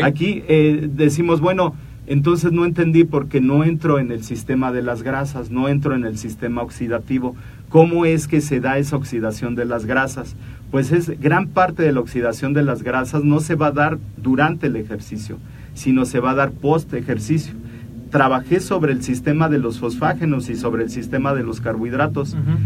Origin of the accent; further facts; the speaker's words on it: Mexico; somos mexicanos